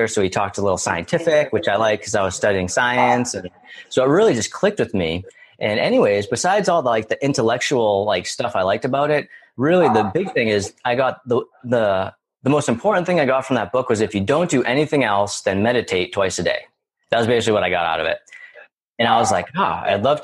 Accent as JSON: {"language": "English", "area": "near Boston", "region": "Massachusetts", "country": "United States", "said": "I'm originally from Massachusetts, right near Boston"}